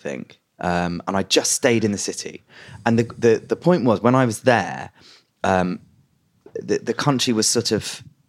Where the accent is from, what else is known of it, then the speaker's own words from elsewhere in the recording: London, United Kingdom; So I grew up in London, and on the Edgware Road there's a massive Lebanese community.